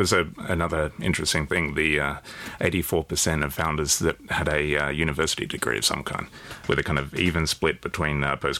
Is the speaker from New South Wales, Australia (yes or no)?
yes; New South Wales, Australia; I'm from New South Wales